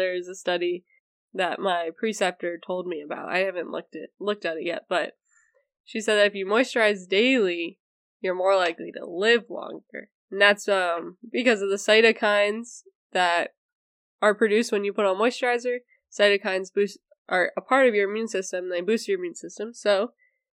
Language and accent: English; Ohio, United States; We're from Ohio